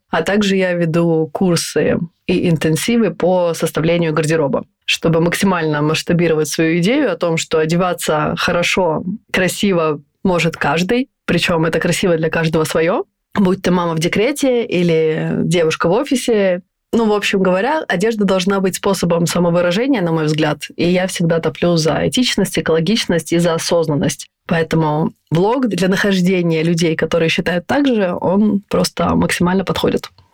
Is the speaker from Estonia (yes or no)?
yes; Estonia; moved away as an adult; now in Stockholm, Sweden; Я родилась и выросла в Эстонии, и последние 14 лет живу в Стокгольме.